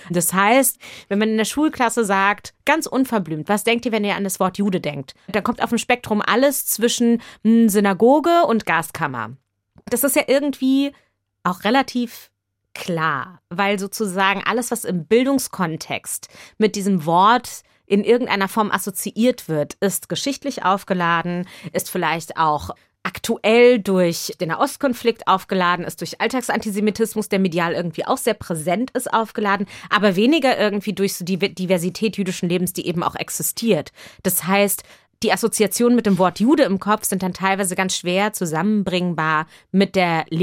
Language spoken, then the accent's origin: German; Germany; Ich bin in Deutschland geboren, hier auch aufgewachsen und bin gleichzeitig sozusagen mit diesem Referenzpunkt aufgewachsen.